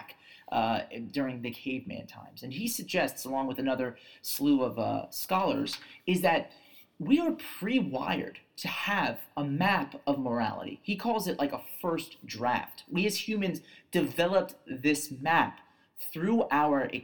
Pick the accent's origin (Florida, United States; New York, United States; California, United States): New York, United States